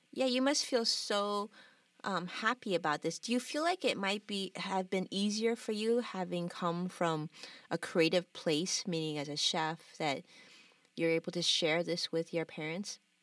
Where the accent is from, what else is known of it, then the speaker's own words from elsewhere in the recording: Los Angeles, California, United States; born and raised in Los Angeles, like just like I was actually